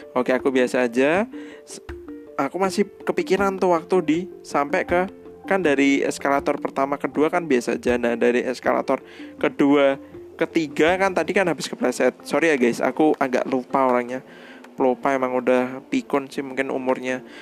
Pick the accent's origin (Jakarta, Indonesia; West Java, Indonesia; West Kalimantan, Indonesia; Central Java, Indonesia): Central Java, Indonesia; Surakarta; Kotaku Eh, B T W Kota Kuning di Solo